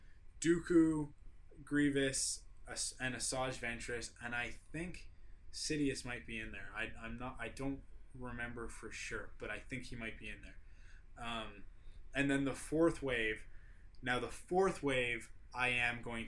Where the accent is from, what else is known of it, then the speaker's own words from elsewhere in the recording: Canada; obviously I'm from Canada, not Australia. Can you tell by the accent